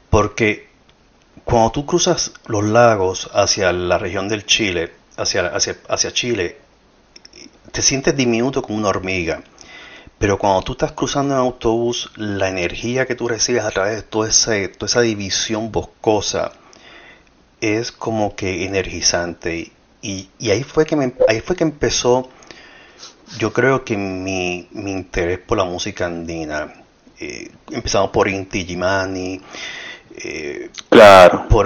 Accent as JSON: {"language": "Spanish", "country": "Puerto Rico", "tie": "born there", "said": "creo que nací en Puerto Rico y soy latinoamericano. No nací en Sudamérica"}